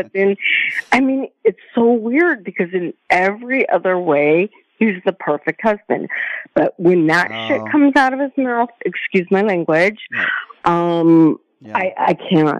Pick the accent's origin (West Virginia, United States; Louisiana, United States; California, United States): California, United States; now in Cyprus; So I'm from California.